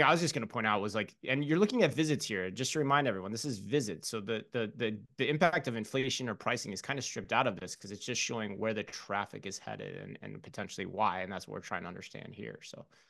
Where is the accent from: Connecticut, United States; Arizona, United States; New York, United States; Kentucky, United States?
Arizona, United States; Phoenix; I'm from Phoenix